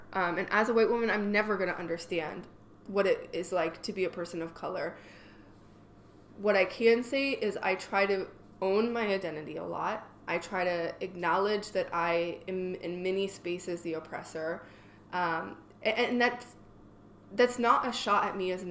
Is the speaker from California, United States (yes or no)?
yes; California, United States; I grew up in California